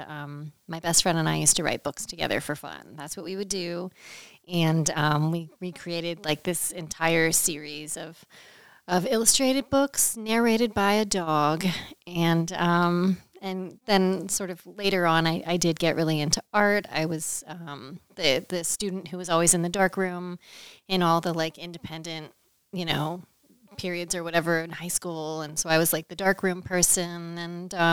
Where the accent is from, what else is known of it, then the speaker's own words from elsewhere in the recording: Westminster, Maryland, United States; I grew up in Maryland. I'm from Westminster, Maryland, which is about an hour north of Baltimore, out in Carroll County